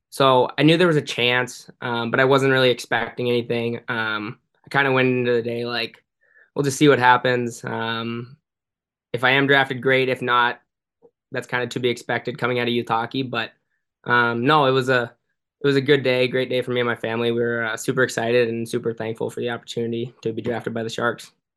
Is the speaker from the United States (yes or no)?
yes; San Jose, California, United States; moved away; I grew up playing in San Jose my whole life